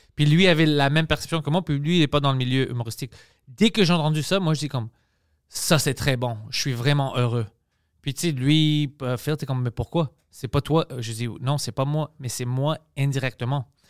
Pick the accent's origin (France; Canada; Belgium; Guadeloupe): Canada; Montreal, Quebec; je suis fier de Montréal, je suis fier de, d'être grec